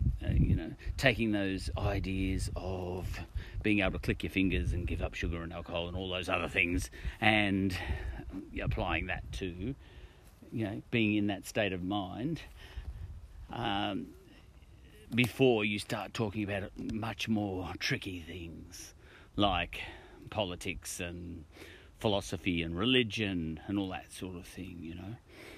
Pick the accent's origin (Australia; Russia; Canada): Australia; But I chose the image because I'm an Australian, and that's an Australian bird, parrot or cockatoo.